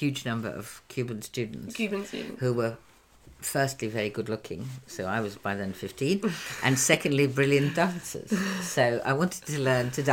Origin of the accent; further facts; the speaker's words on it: Prague, Czechia; moved away; also born or lived in China; I was born in Prague, in Czechoslovakia, which doesn't exist anymore.